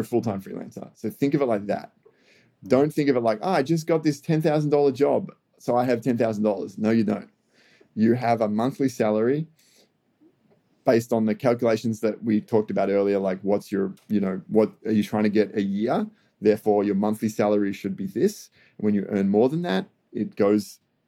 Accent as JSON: {"language": "English", "country": "Australia", "said": "as an Australian"}